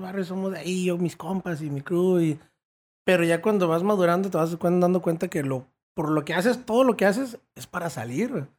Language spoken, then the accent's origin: Spanish; Tijuana, Baja California, Mexico; also born or lived in United States; ahí me tocó estar hasta la secundaria aquí en Tijuana. Y luego ya me fui a la high school al otro lado.